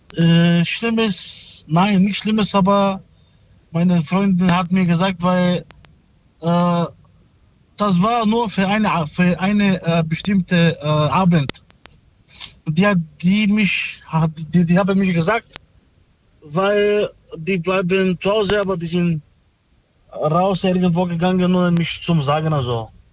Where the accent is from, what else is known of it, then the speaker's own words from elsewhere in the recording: Stuttgart, Baden-Württemberg, Germany; ich komme aus äh, Stuttgart